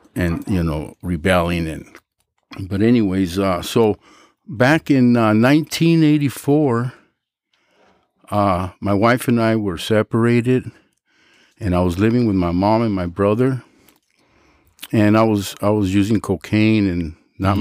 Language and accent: English; Los Angeles, California, United States; also born or lived in San Fernando, California; my father bought a house in Pacoima, and I was raised in Pacoima